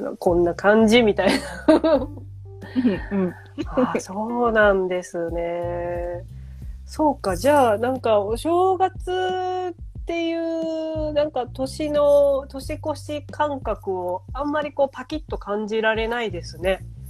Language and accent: Japanese; Ehime, Japan; now in Tokyo, Japan; 愛媛に帰って